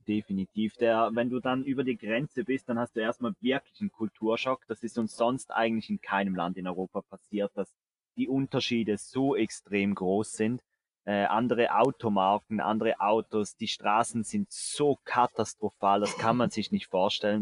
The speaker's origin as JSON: {"language": "German", "country": "Switzerland", "said": "bei uns in der Schweiz"}